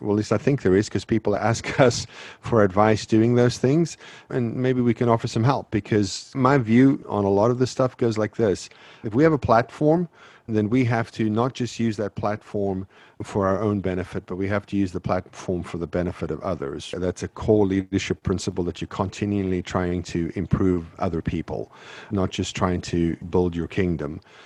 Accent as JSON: {"language": "English", "country": "South Africa", "tie": "born or raised there", "moved": "yes", "said": "I grew up in South Africa"}